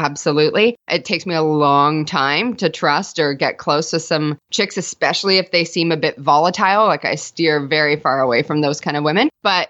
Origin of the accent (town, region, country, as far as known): Toronto, Ontario, Canada